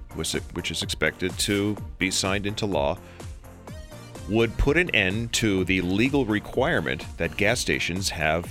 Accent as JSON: {"language": "English", "region": "New Jersey", "country": "United States", "tie": "born or raised there", "moved": "yes", "said": "I grew up in New Jersey"}